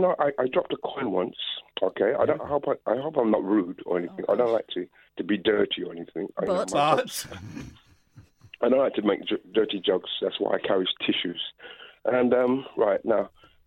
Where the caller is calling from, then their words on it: London, United Kingdom; I'm calling from London.